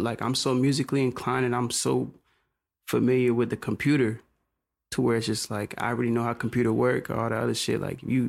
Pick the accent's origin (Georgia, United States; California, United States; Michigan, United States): Georgia, United States; Conyers; I'm coming from Conyers, Rockdale, you know what I'm saying? Mm. Like, I don't, like, when you coming from there, it's just like, damn, like, you go to Atlanta, it's like, oh, shit.